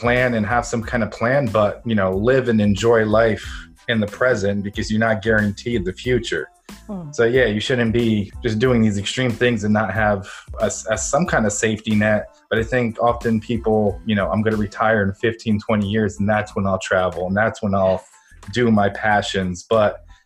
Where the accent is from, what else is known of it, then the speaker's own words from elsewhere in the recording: Ukraine; moved away; I'm originally from Ukraine